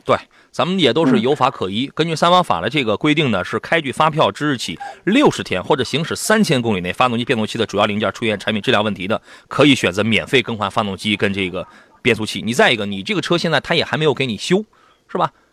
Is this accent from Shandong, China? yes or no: yes; Shandong, China; 我们山东人